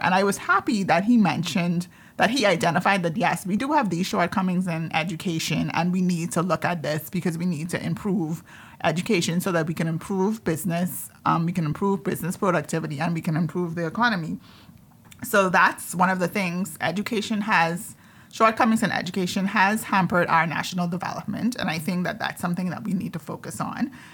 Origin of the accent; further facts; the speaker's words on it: Andros, Bahamas; I'm from Andres